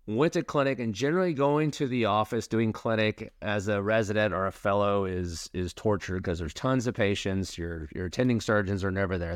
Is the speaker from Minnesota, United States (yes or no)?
no; Tulsa, Oklahoma, United States; I was born in Oklahoma City, grew up in Tulsa